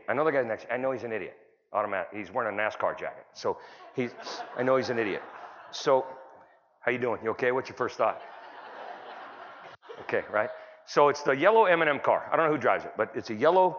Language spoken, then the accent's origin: English; California, United States; I'm from California